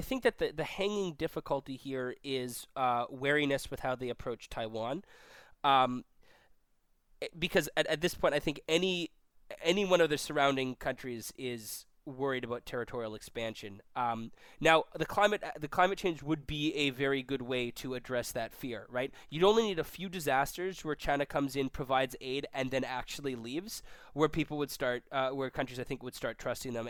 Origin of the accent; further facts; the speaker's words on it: Vancouver, British Columbia, Canada; now in Toronto, Canada; we're both from Vancouver. We both live in Toronto now.